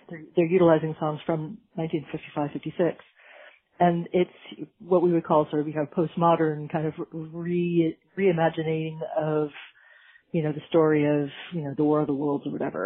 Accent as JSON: {"language": "English", "region": "California", "country": "United States", "also_born_or_lived": "Britain", "moved": "yes", "lives_now": "United Kingdom", "said": "I'm from California originally"}